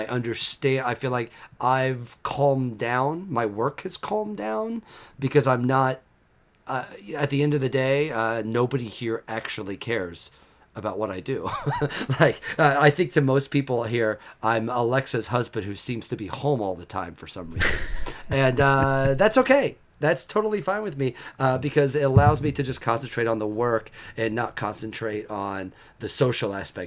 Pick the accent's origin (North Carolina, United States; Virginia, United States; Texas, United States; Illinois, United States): Illinois, United States; Central; moved away as an adult; also born or lived in New York; now in Athens, United States; I'm from Central Illinois